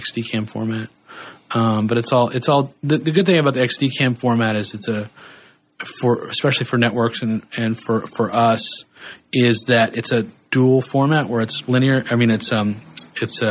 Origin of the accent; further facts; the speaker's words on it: Kansas, United States; I grew up in Kansas